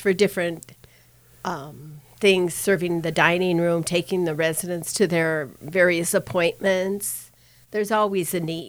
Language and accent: English; Denver, Colorado, United States; I grew up in Denver